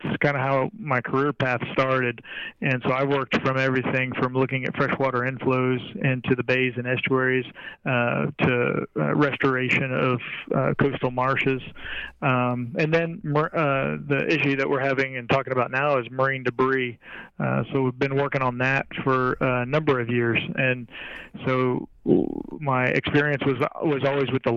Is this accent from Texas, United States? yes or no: yes; Corpus Christi, Texas, United States; I basically grew up at the beach, so I'm from Corpus Christi